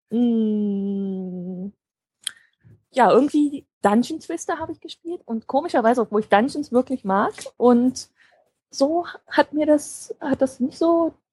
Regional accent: Potsdam, Brandenburg, Germany; ich komme ja aus Potsdam ne, und fahre dann immer rüber nach Berlin.

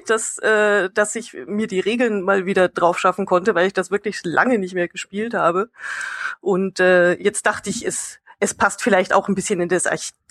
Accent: Bavaria, Germany; kommt aus meiner Heimat Bayern oder auch Tiroler Gegend

